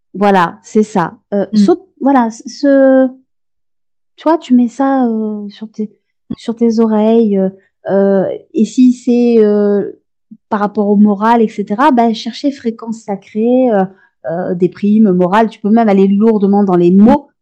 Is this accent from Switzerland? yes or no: no; France; chez nous en France